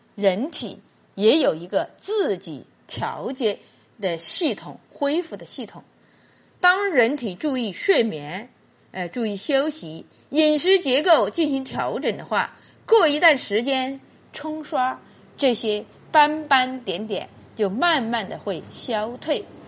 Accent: Qichun, Hubei, China; 我们祈春有句方言

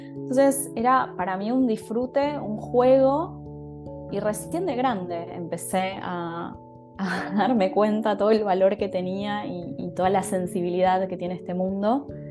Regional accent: Buenos Aires, Argentina; also born or lived in Japan; yo soy argentina, o sea, estoy dando esta charla desde Buenos Aires, que es la ciudad en donde vivo, la ciudad en donde me crié

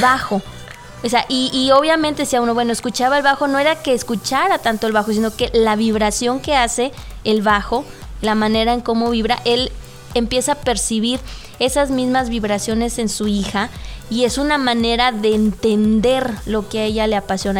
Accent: Mexico; como mexicanos

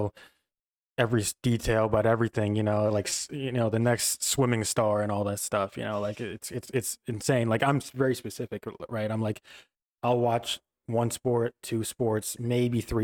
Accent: Oxford, South East England, United Kingdom; I was born in Oxford

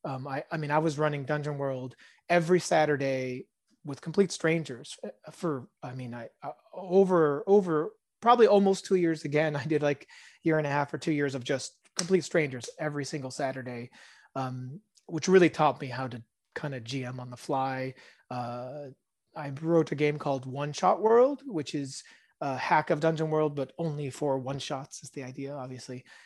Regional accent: California, United States; first language Hebrew; English is a second language; also born or lived in Israel; I grew up mostly around California and, um, although my first language is Hebrew

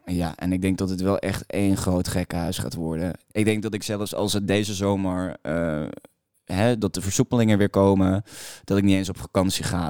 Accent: Maastricht, Limburg, Netherlands; now in Amsterdam, Netherlands; ik kom uit Maastricht

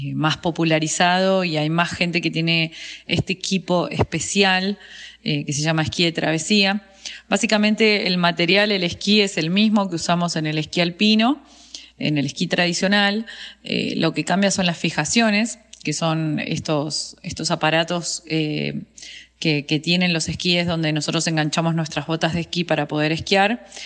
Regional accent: Bariloche, Río Negro, Argentina; also born or lived in Buenos Aires; yo nací acá en Bariloche, soy una de las personas que llamamos NIC, que son nacidos y criados en el lugar

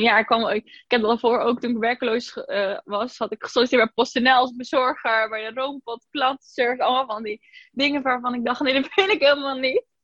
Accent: IJzendijke, Zeeland, Netherlands; moved away as an adult; also born or lived in Spain; now in Breda, Netherlands; Ik kom uit Zeeuws-Vlaanderen, uit een dorpje wat bijna niemand kent, IJzendijken

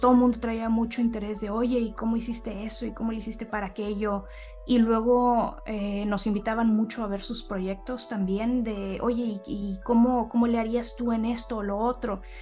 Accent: Monterrey, Nuevo León, Mexico; soy, de Monterrey también

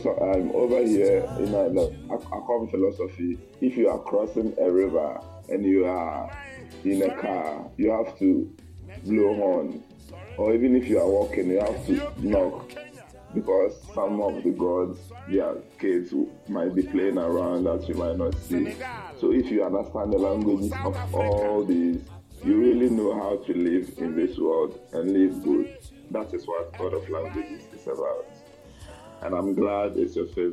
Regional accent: Ghana; where I come from, as an Akan, the family, we have families

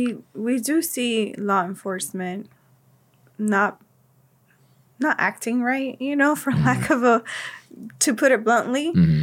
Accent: Cuba; moved away; So I was born in Cuba.

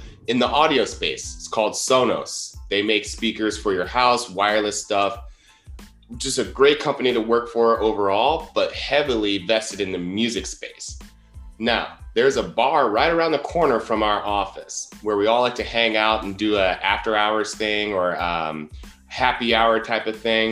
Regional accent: Columbus, Ohio, United States; moved away as an adult; also born or lived in Southern California / Santa Barbara, California; I grew up in Columbus, Ohio, moved to Southern California in 2012

